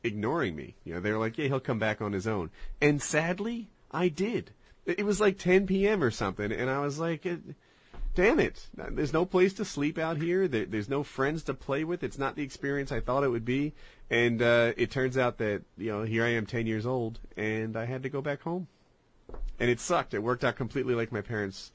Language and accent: English; New Jersey, United States; I was raised in Jersey outside Pennsylvania, outside Philadelphia